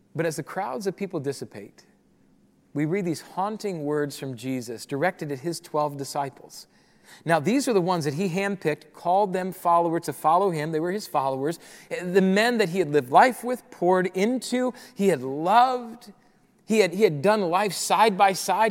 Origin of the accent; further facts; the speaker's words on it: Rapid City, South Dakota, United States; moved away as an adult; I grew up in Rapid City, South Dakota